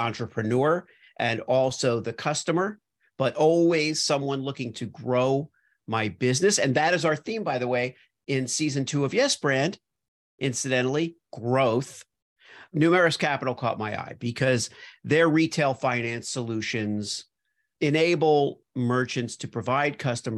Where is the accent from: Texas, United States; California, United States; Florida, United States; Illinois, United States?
Florida, United States; Miami; also born or lived in New York / Los Angeles; now in Iowa, United States; so I grew up in Miami and then I moved to New York